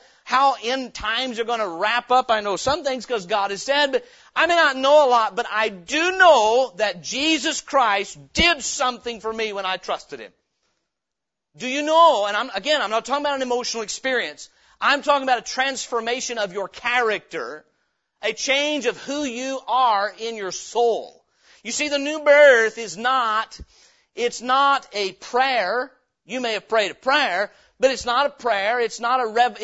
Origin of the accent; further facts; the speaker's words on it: Appalachian Hills of Tennessee, United States; I grew up in the Appalachian Hills of Tennessee.